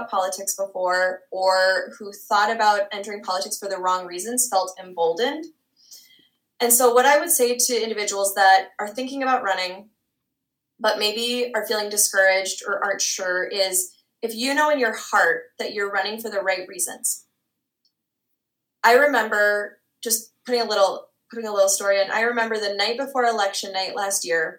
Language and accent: English; Minnesota, United States; now in South Dakota, United States; I grew up in Minnesota. I was born and raised in Minnesota and my family still calls Minnesota home